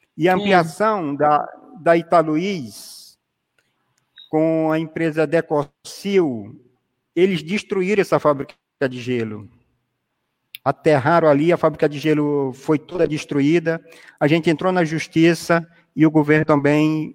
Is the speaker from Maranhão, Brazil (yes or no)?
yes; São Luís, Maranhão, Brazil; Eu não sou simplesmente do Cajueiro